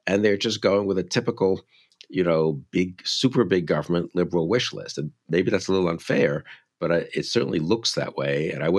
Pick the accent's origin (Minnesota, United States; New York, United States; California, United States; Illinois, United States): New York, United States; New York City; I grew up in New York City. We didn't even know what cars were, really, just subways, you know.